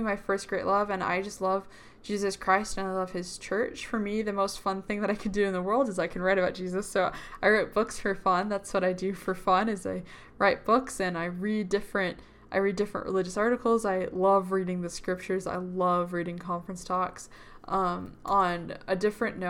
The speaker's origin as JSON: {"language": "English", "town": "Boston", "region": "Massachusetts", "country": "United States", "moved": "as an adult", "lives_now": "Utah, United States", "said": "I'm from Boston, Massachusetts"}